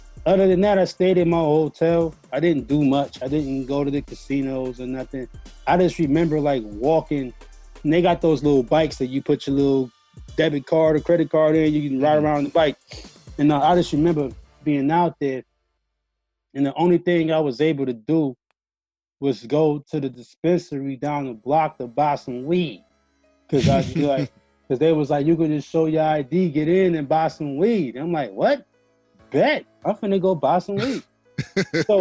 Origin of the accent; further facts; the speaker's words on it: Milwaukee, Wisconsin, United States; I'm from Milwaukee, Wisconsin